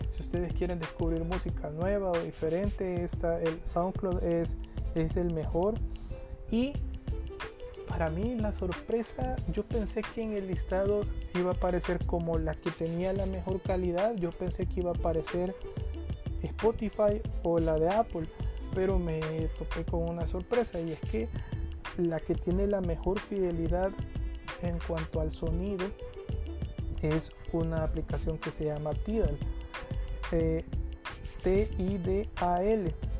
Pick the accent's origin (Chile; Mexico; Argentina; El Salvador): El Salvador; todos somos salvadoreños